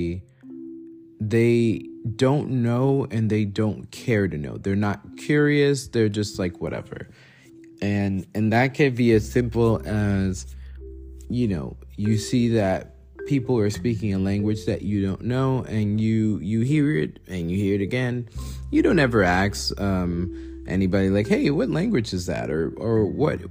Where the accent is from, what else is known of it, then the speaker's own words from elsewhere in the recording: New York, United States; growing up in New York, we often heard a language that was described as Creole